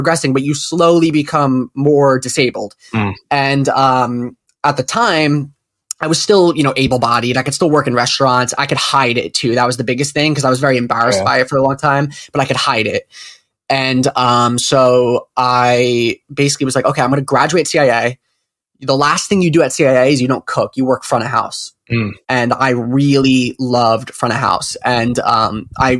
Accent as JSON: {"language": "English", "town": "Cedar Grove", "region": "New Jersey", "country": "United States", "said": "I'm from Cedar Grove, so everyone's Italian, myself included"}